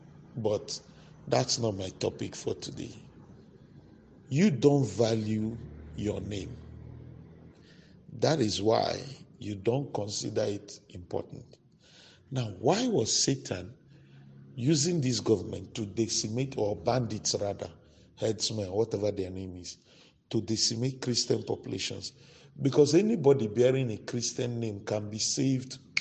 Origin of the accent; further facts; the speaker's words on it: Maiduguri, Borno, Nigeria; we grew up in Maiduguri